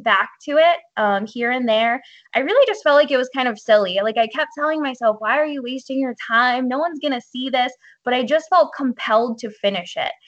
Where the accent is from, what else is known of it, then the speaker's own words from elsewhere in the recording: Hollidaysburg, Pennsylvania, United States; I actually grew up in a really small town that I still live in. It's called Hollidaysburg, Pennsylvania